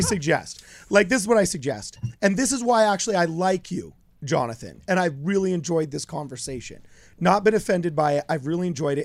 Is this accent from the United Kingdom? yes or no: no; United States; as an American